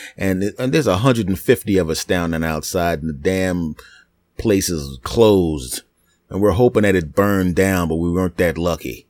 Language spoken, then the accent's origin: English; East Coast, United States; I was from the East Coast